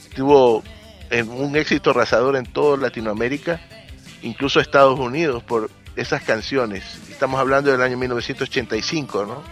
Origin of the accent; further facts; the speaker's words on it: Ecuador; en mi país, Ecuador